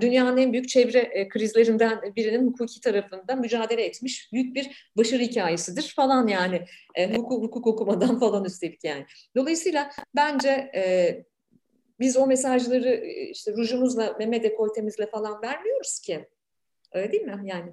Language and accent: Turkish; Ankara, Turkey; moved away as an adult; now in Canada; benim büyüdüğüm Ankara'da büyüdüm